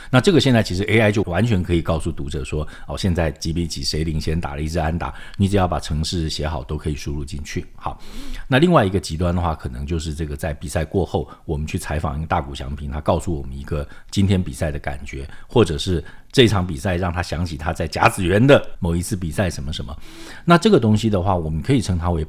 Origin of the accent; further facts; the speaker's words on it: Taiwan; 我是这个， 这个眷村长大的这个孩子哈， 我妈是高雄人，但我爸是这个一九四九年滚木党来的